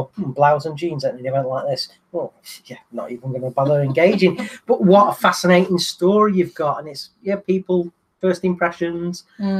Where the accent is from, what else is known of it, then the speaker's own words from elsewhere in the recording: Manchester, North West England, United Kingdom; Manchester, my hometown.